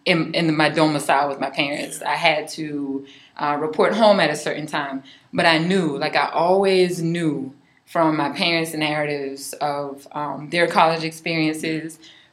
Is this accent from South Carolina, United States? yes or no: yes; Charleston, South Carolina, United States; also born or lived in Cainhoy, South Carolina; Before I was raised downtown, I was born in Kanhoy, which is in the outskirts of Charleston. And that out there were very, very, very Geechee.